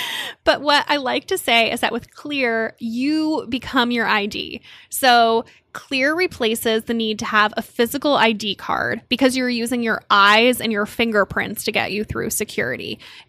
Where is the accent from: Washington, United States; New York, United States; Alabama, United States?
New York, United States; And that's pretty major for me as a New Yorker because I don't have time or patience to deal with uncomfortable shoes because I'm walking everywhere.